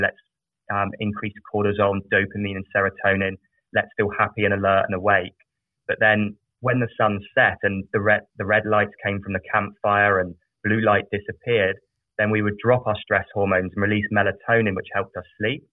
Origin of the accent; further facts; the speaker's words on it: South of England, United Kingdom; I grew up in a very small village in the south of England